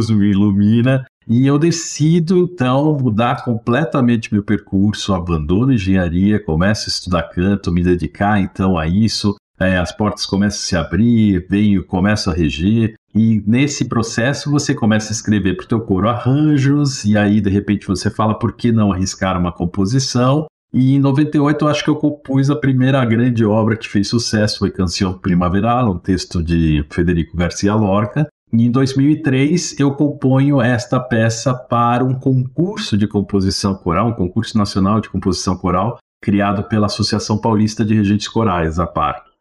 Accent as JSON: {"language": "Portuguese", "country": "Chile", "second_language": "Portuguese", "moved": "yes", "lives_now": "Brazil", "said": "chilenos chegaram no Brasil, na 75, 76, com a minha família, e começo a estudar, como todo mundo aqui, aprendi o português mais ou menos decente, pelo menos meu sotaque não aparece tanto"}